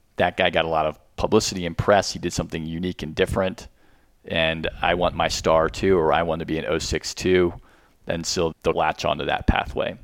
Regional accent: Arlington, Virginia, United States; I lived here my whole life

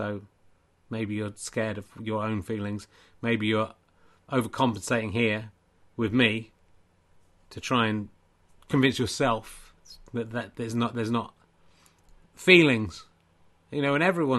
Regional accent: South West England, United Kingdom; accent: Somerset; it's because I'm from Somerset

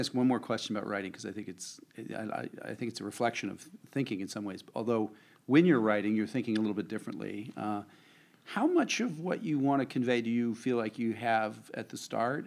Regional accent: New Jersey, United States; I'm from New Jersey

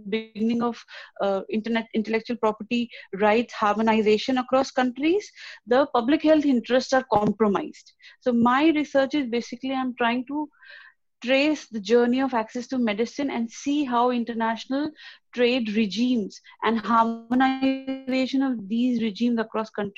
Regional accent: India; moved away as an adult; now in Warwick, United Kingdom; I'm from India.

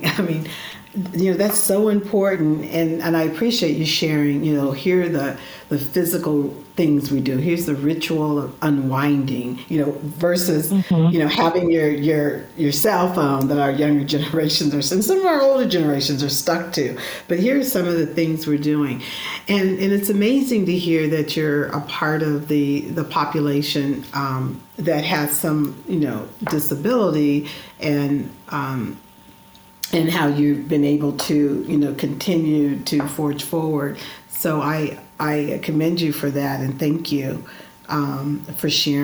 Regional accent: Northern California, United States; moved away as an adult; now in Chicago, United States; I'm a native Californian, Northern California

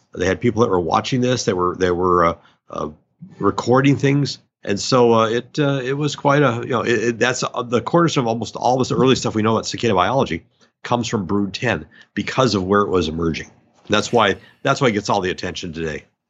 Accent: North Dakota, United States; moved away; I'm from North Dakota

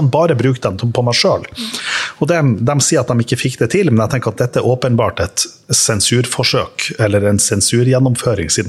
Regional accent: Sunnmøre, Møre og Romsdal, Norway; Jeg er sunnmøring

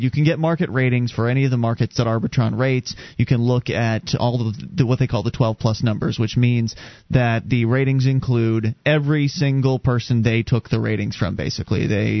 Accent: Sarasota, Florida, United States; moved away; We come from Sarasota, Florida.

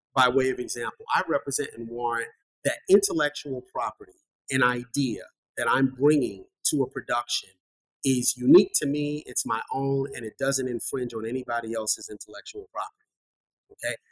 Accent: New York City, New York, United States; I was born and raised in Bronx, New York

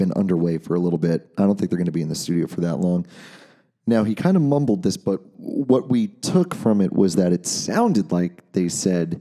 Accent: Long Island, New York, United States; grew up in the town next to where Randy and I grew up on Long Island

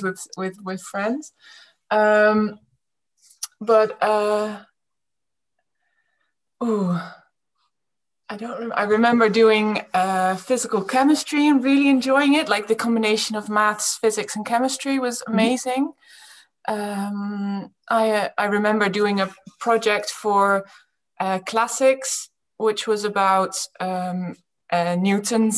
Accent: Friesland, Netherlands; also born or lived in Groningen, Netherlands / England; I was born in Groningen and then we moved to England for 9 years. Mm-hmm. And when I was nine, we moved back to Friesland

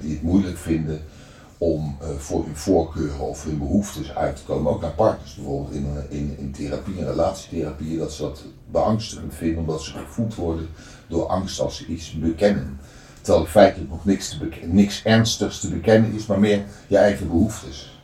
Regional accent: Netherlands; ik ben opgegroeid in de Transvaalbuurt

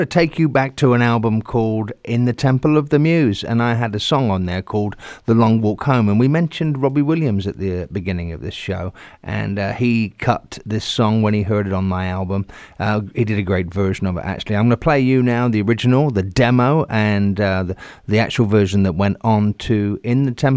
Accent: Southampton, South East England, United Kingdom; also born or lived in Bristol; I was born in Southampton

